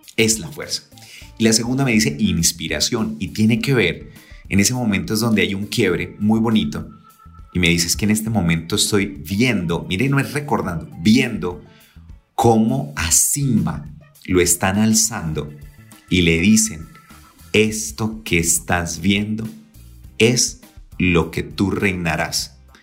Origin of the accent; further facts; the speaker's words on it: San Gil, Santander, Colombia; moved away; estaba en mi tierra querida San Gil